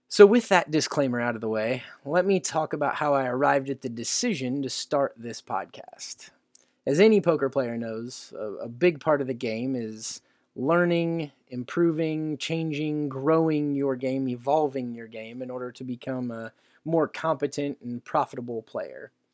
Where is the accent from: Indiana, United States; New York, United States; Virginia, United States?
Indiana, United States; around my home state of Indiana